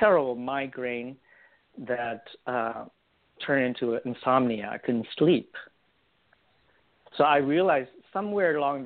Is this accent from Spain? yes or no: no; Vietnam; now in United States; growing up in Vietnam and born and raised in the middle of a war and escape on a boat